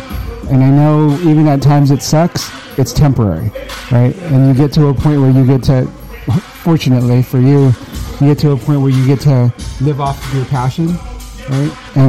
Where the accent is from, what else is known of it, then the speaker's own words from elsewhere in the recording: Lakeview, California, United States; I grew up in Lakeview.